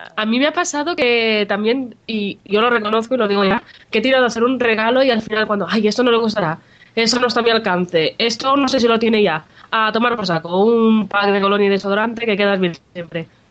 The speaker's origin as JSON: {"language": "Spanish", "town": "Jijona", "region": "Valencian Community", "country": "Spain"}